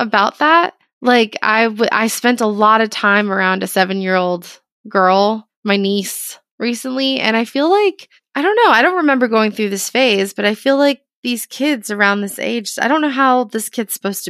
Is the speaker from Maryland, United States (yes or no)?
no; Florida, United States; I was raised in Florida.